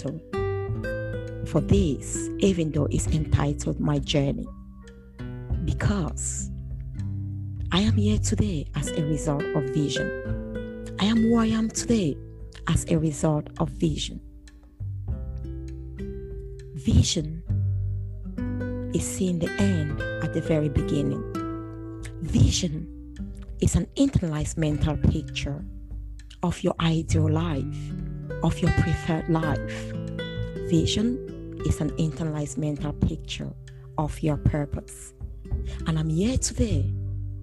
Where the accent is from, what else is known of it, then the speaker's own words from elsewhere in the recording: English-speaking region of Cameroon, Anglophone Cameroon, Cameroon; now in United Kingdom; I come from Cameroon, as I said before. I'm British Cameroonian. Cameroon is a bilingual nation. I'm from the English-speaking region of Cameroon.